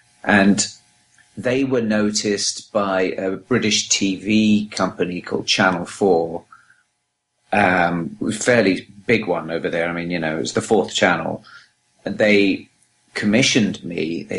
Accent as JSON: {"language": "English", "town": "Los Angeles", "region": "California", "country": "United States", "said": "I'm from Los Angeles."}